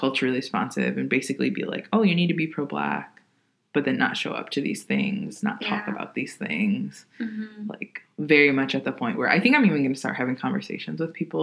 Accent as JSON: {"language": "English", "town": "Kenosha", "region": "Wisconsin", "country": "United States", "said": "I'm from Kenosha, Wisconsin."}